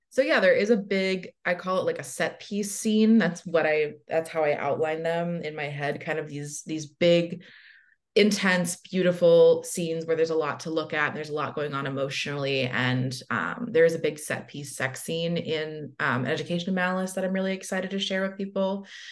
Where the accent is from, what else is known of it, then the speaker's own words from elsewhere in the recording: the South, United States; as a young bisexual person growing up in the South